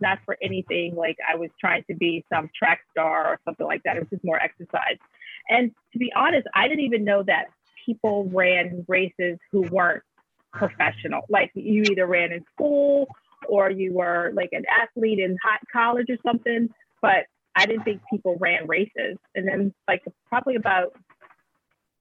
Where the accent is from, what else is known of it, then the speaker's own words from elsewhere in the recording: Baltimore, Maryland, United States; also born or lived in Catonsville, Maryland; So I'm from Baltimore. I grew up in the Catonsville area as a kid. And then we moved into the city when I was in high school and stuff.